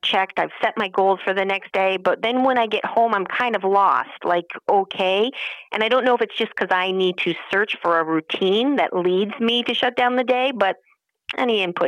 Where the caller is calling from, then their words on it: Albany, New York, United States; So, we are in upstate New York, so Albany area.